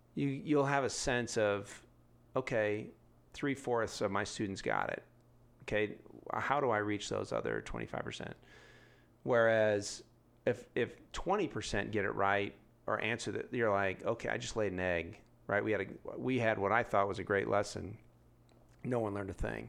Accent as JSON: {"language": "English", "town": "San Diego", "region": "California", "country": "United States", "moved": "yes", "lives_now": "Denver, United States", "said": "I'm from San Diego"}